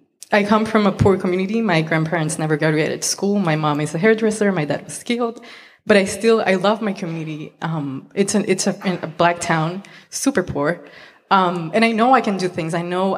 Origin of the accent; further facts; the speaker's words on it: Puerto Rico; I'm from Puerto Rico.